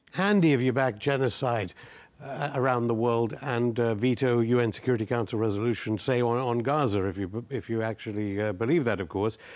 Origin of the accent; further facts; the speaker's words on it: United Kingdom; I am British.